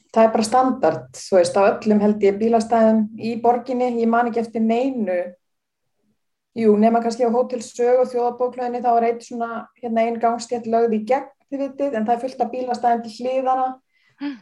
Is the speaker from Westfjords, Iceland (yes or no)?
no; Reykjavík, Capital Region, Iceland; ég fór aðna í Vesturbælu og alltaf sem krakki og því ég var alveg upp í Vesturbænum